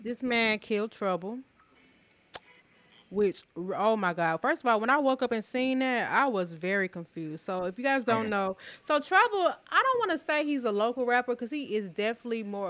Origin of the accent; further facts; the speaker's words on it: Atlanta, Georgia, United States; we're from Atlanta